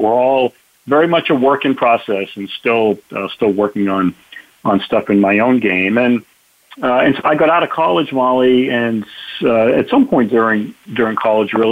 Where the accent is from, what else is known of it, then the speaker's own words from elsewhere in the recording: Boston, Massachusetts, United States; I'm from the Boston area